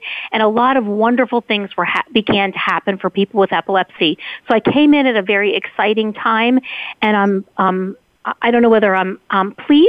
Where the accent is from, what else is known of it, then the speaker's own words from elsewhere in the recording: New Jersey, United States; I grew up in New Jersey my whole life